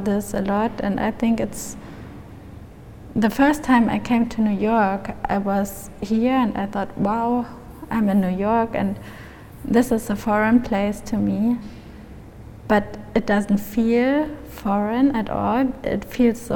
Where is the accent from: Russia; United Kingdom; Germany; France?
Germany; also born or lived in Munich; I grew up in Germany, and there are so many influences from the US